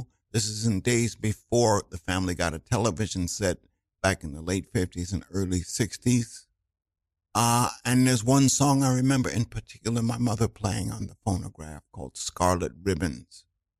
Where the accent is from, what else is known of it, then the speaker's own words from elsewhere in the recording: New York City, New York, United States; I was born in Manhattan. But yeah. You got to understand, my body is from New York, but my soul is not necessarily.